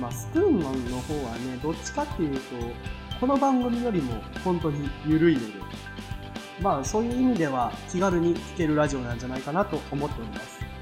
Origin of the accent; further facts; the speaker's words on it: Kansai, Japan; accent: Kansai dialect; もう幼少期はずっと関西で過ごしてきました